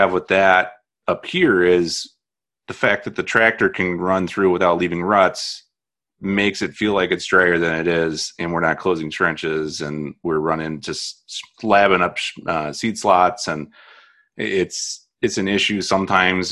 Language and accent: English; Indiana, United States; moved away; I'm from Indiana